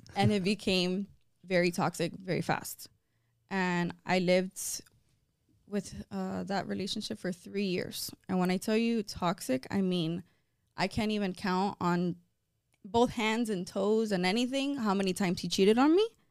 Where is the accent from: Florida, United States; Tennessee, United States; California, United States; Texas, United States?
Florida, United States; Miami; I was born and raised here in Miami, but my background, so it's weird. So my mom's side is Cuban, but my dad's side is Italian